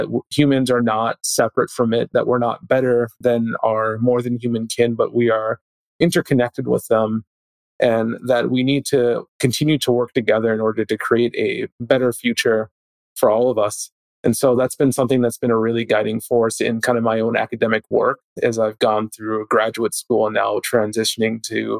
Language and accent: English; Minneapolis, Minnesota, United States; moved away as an adult; now in Columbus, Ohio, United States; growing up in Minneapolis